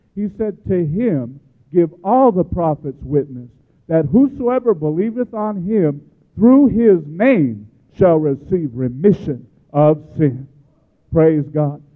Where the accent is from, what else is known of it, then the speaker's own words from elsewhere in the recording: Chicago, Illinois, United States; I grew up in Chicago, that's a union town